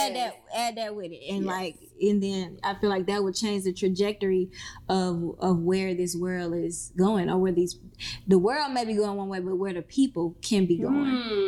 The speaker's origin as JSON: {"language": "English", "region": "Mississippi", "country": "United States", "lives_now": "Atlanta, United States", "said": "I came from Mississippi to Atlanta with absolutely nothing."}